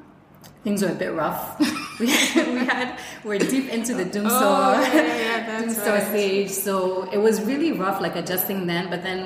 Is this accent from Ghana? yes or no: yes; Ghana; also born or lived in Syria / Israel; I'm full Ghanaian. I was raised, actually I was born in Syria.